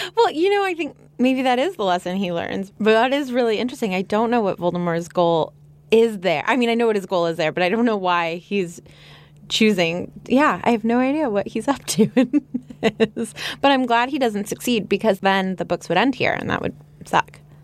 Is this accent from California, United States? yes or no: yes; Los Angeles, California, United States; I'm from Los Angeles